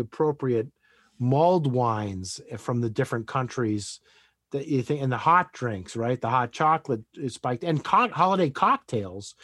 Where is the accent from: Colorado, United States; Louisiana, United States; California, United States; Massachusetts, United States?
Massachusetts, United States; Western; I grew up in Western Massachusetts